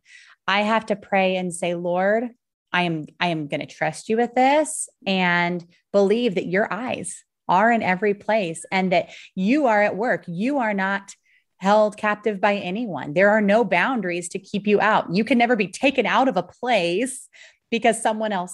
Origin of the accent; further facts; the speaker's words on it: United States; we as American moms